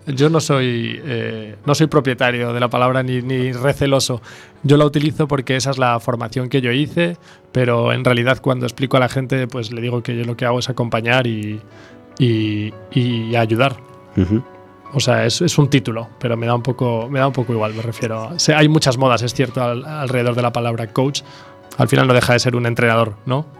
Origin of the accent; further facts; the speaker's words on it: A Coruña, Galicia, Spain; also born or lived in Tokyo, Japan / Paris, France; soy coruñés de, no de nacimiento, pero sí de alma y, he vivido aquí siempre